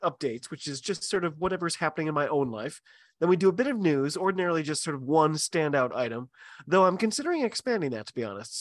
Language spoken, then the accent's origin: English; United States; I'm an American